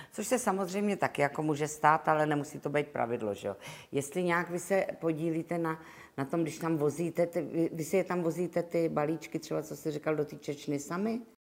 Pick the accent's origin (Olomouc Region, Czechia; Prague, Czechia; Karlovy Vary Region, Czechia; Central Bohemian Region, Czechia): Prague, Czechia; Já jsem Češka, jsem Pražanda, Češka, Evropanka